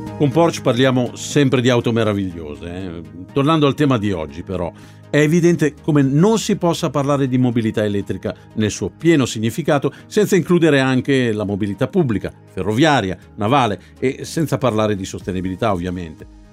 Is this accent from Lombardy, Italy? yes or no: yes; Milan, Lombardy, Italy; come milanese che proprio la mia città sia una delle prime in Europa